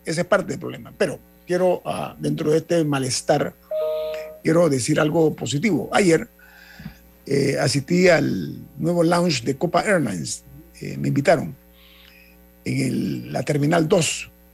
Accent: Panama; como panameño

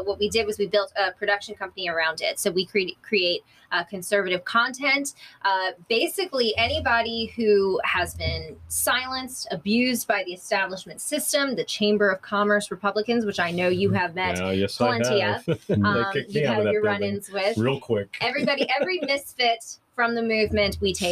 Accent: Delaware, United States; moved away as an adult; now in Florida, United States; I'm actually not from here. I'm from Delaware.

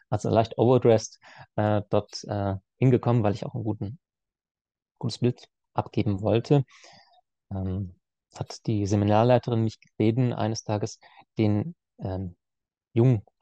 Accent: Baden-Württemberg, Germany; Und er wusste, ich komme aus dem Schwabenland, aus der Nähe von Heilbronn. Also ich wohne zwischen Heilbronn und Stuttgart.

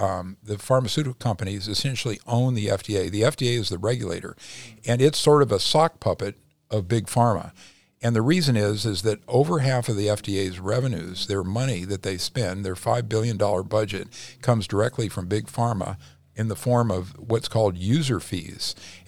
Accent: Midwest, United States; now in Los Angeles, United States; originally from the Midwest.

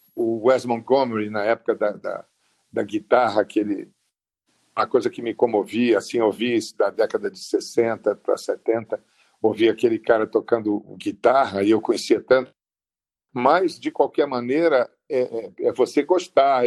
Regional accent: Rio de Janeiro, Brazil; no Distrito Federal, onde eu nasci, em 1943

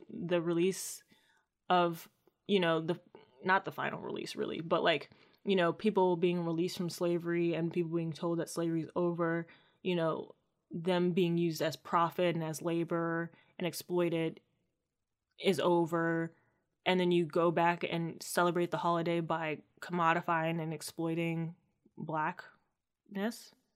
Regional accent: Maryland, United States; born or raised there

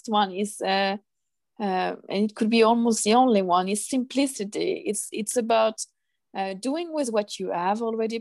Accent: France; moved away as an adult; now in Stockholm, Sweden; I'm originally from France

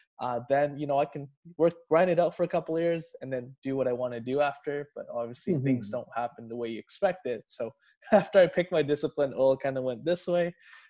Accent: Surrey, British Columbia, Canada; also born or lived in Edmonton; I grew up here in Surrey

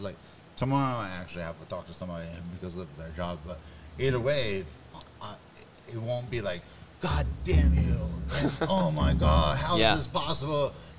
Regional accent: Los Angeles, California, United States; moved away; also born or lived in Council Bluffs, Iowa; I'm from Venice Beach.

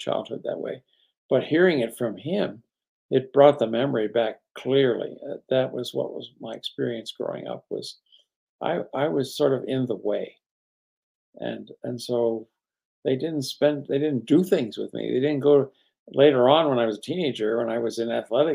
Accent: East Coast, United States; I grew up on the East Coast

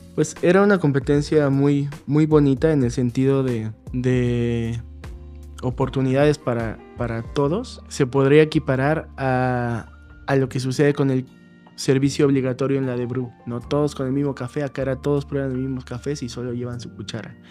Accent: Acolman, State of Mexico, Mexico; now in Mexico City, Mexico; en, mi pueblo armaban una feria de la piñata, que es muy famosa

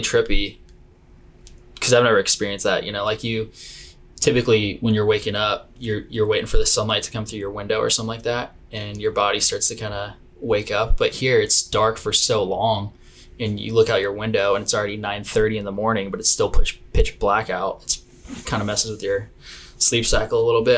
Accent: Arroyo Grande, California, United States; also born or lived in San Luis Obispo, California; I'm from I'm from the Central Coast of California. Um, I went to high school uh, in San Luis Obispo, but I grew up in this small town just south of there called Arroyo Grande

